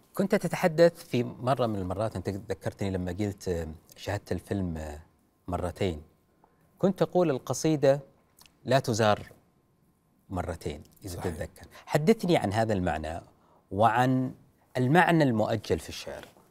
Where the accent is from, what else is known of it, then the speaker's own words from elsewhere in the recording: Saudi Arabia; عندنا في السعوديه